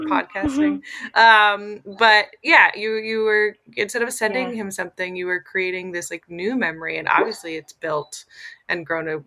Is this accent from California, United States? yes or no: yes; California, United States; moved away; also born or lived in New York; I'm from California.